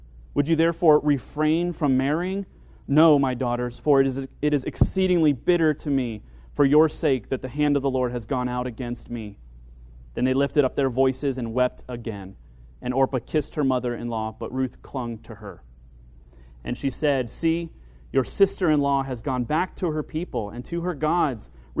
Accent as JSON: {"language": "English", "region": "Kentucky", "country": "United States", "tie": "born or raised there", "moved": "as an adult", "lives_now": "Tucson, United States", "said": "I left to my hometown of Kentucky and started school there."}